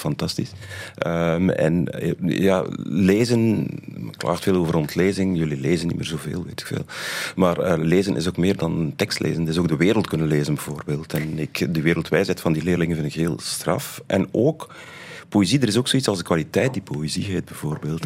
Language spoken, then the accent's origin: Dutch; Flanders, Belgium; bij ons in Vlaanderen